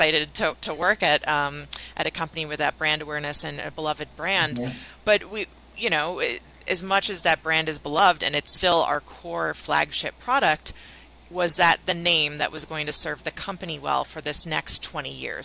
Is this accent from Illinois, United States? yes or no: yes; Chicago, Illinois, United States; I was at a content marketing agency in Chicago, which is my hometown.